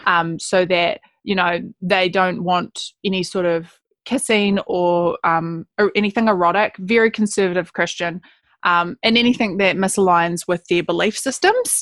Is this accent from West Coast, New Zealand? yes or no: yes; Gloriavale, West Coast, New Zealand; being a Kiwi girl born and bred West Coaster